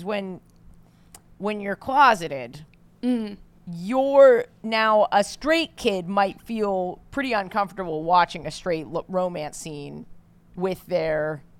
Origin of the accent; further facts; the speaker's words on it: New York, United States; accent: New York; Because to me, the New York accent, I've worked on getting rid of my accent.